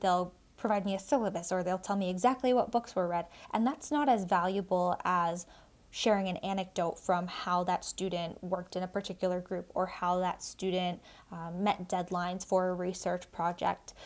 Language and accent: English; South Shore of Massachusetts, United States; I grew up in the South Shore of Massachusetts